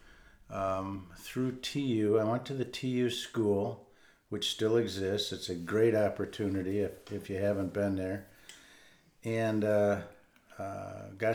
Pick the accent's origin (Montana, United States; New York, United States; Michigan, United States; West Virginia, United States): Michigan, United States; Grand Rapids; I was born and raised in Grand Rapids